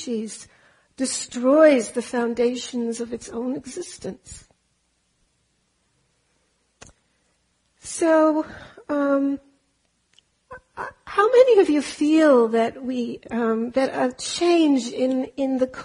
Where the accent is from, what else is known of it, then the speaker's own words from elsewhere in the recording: Germany; moved away; also born or lived in Austria; I am German, and I grew up in Austria and Germany.